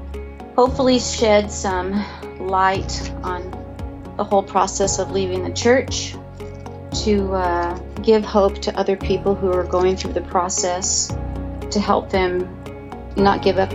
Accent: California, United States; So I grew up in California in the northern part.

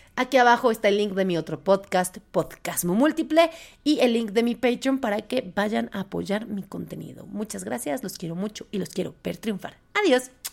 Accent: Puebla, Mexico; yo soy de Puebla

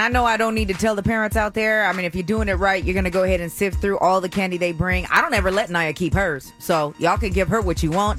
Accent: the Bay Area, California, United States; I'm from the Bay

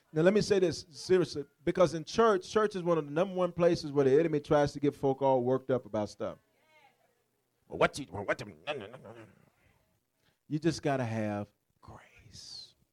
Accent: Memphis, Tennessee, United States; I'm from South Memphis.

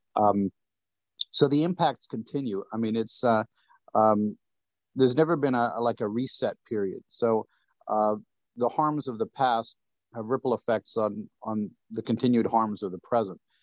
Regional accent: Saskatchewan, Canada; I'm from Saskatchewan

